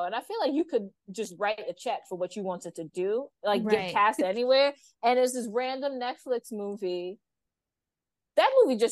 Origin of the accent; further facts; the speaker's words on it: New York City, New York, United States; I grew up in New York City